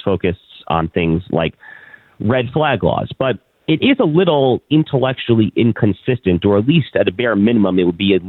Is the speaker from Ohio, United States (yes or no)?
no; New York, United States; moved away; also born or lived in Texas; my home state of New York.